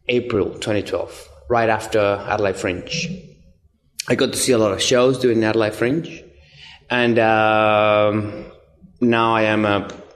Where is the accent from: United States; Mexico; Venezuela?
Venezuela; English is a second language; moved away as an adult; now in Australia; I come from Venezuela.